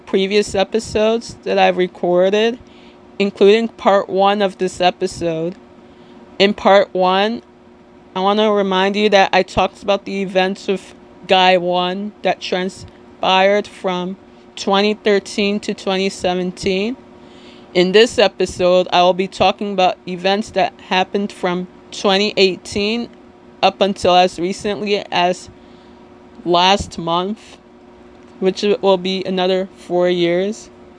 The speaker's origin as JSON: {"language": "English", "town": "Little Ferry", "region": "New Jersey", "country": "United States", "said": "I'm from Little Ferry, New Jersey, which, if you're not familiar with, it's in Bergen County, the neighboring town between Hackensack and Teaneck"}